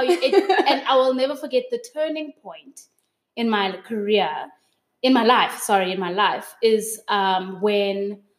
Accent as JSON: {"language": "English", "town": "Pretoria", "region": "Gauteng", "country": "South Africa", "tie": "born or raised there", "also_born_or_lived": "Durban / Port Elizabeth", "said": "I grew up in Durban, I grew up in PE, and then we made another move to Pretoria. So at around 11 years old, we moved up to Pretoria. I grew up in Pretoria. I went to high school there."}